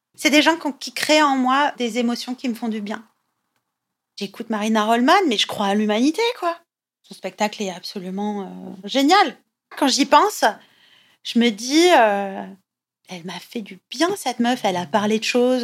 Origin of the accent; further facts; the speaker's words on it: southern France, France; also born or lived in Italy (family ancestry); now in Paris, France; je suis originaire du sud de la France